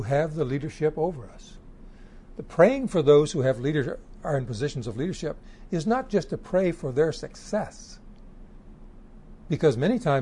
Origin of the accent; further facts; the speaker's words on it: Canada; As a Canadian